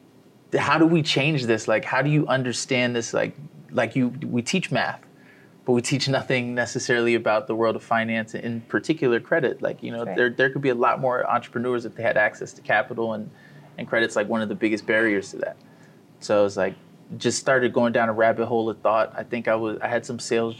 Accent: Columbia, Maryland, United States; moved away as an adult; also born or lived in Pittsburgh, Pennsylvania; now in Miami, United States; Grew up in a city called Columbia, not too far from Baltimore

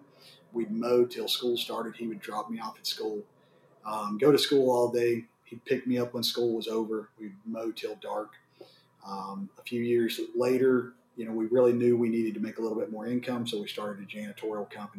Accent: Waco, Texas, United States; also born or lived in Dallas; I grew up in Waco, Texas.

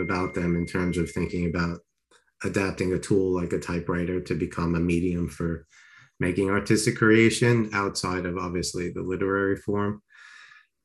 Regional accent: Long Island, New York, United States; also born or lived in Queens, New York; I was born in Queens, grew up in Long Island

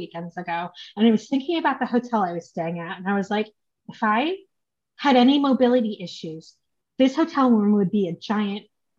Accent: United States; born there; I mean, I was born in the States, but anyway

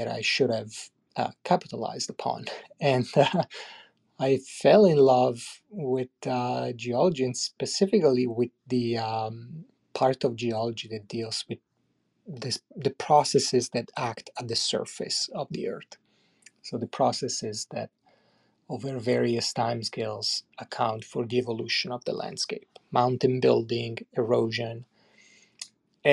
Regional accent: Italy; moved away as an adult; now in Canada; I'm originally from Italy

